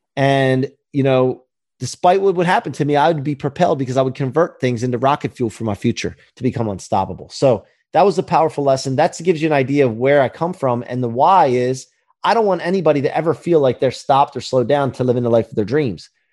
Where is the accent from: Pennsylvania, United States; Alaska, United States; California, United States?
Pennsylvania, United States; outside of Philadelphia; also born or lived in northeastern Maryland; now in Ocean City, United States; I grew up outside of Philly, and then high school in northeastern Maryland, and then settled here at the beach